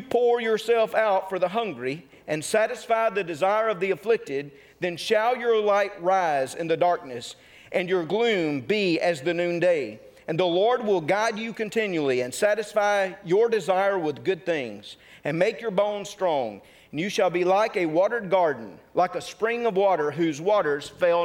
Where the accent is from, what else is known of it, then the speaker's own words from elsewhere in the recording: North Mississippi, United States; I'm from North Mississippi